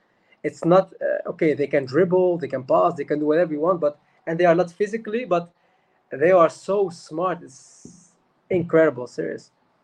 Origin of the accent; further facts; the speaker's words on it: Roosendaal, North Brabant, Netherlands; English is a second language; I born in the Netherlands, in Roosendaal. Maybe you don't know this place, but anyway, I born there. Born and raised in Holland. My academy, my school, everything. My parents are from Morocco.